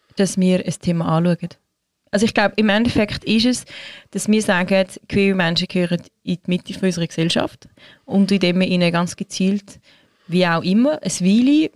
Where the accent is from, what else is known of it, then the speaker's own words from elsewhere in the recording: Switzerland; bei uns in der Schweiz